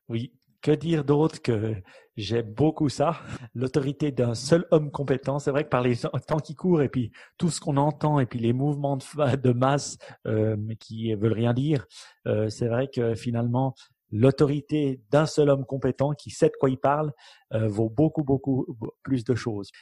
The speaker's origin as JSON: {"language": "French", "country": "Switzerland", "said": "en tant que bon Suisse"}